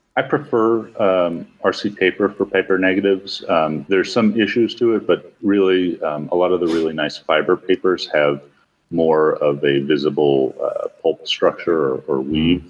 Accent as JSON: {"language": "English", "region": "New York", "country": "United States", "tie": "born or raised there", "said": "I grew up in New York where back then we had about 300 camera stores in the city"}